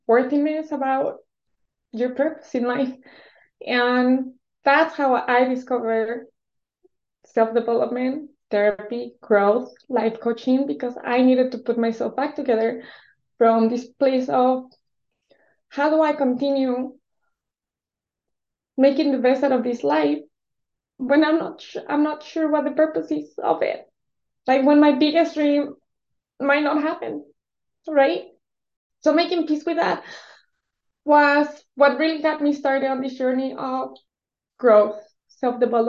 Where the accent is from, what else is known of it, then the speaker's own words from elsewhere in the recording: Mexico; English is a second language; moved away; I was born and raised in Mexico